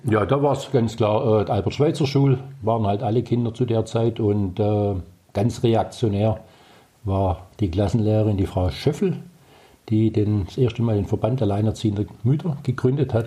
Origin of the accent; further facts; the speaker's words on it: Herrenberg, Baden-Württemberg, Germany; ein Innenstadtkind, in der Schuhgasse auf die Welt gekommen